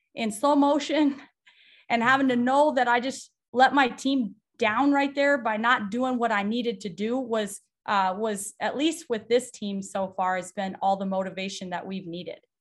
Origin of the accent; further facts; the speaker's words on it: South Dakota, United States; moved away as an adult; now in Nebraska, United States; I grew up in a small town in South Dakota